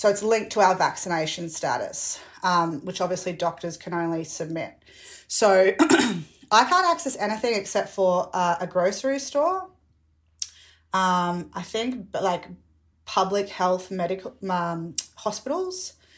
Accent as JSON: {"language": "English", "region": "Victoria", "country": "Australia", "said": "especially being an Australian, and especially being a Victorian"}